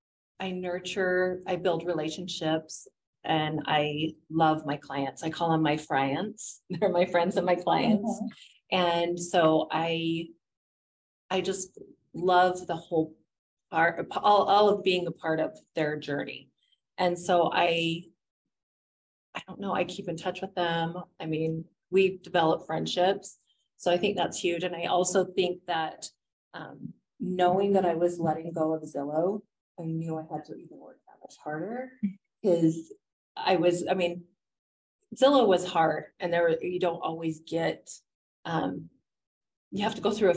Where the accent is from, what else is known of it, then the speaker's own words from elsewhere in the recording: Utah, United States; also born or lived in St. George / Logan; I was born and raised in Utah. I pretty much say, people say, where are you from? I say, oh, Utah, because I have lived from St. George to Logan, Utah, and everywhere in between.